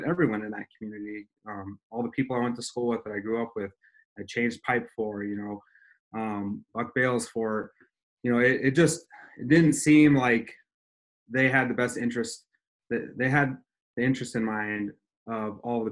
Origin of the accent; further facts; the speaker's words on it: Ronan, Montana, United States; also born or lived in Missoula, Montana / Arizona; I grew up in Ronan, Montana, which is kind of a rural, definitely is rural Montana, and went to school there.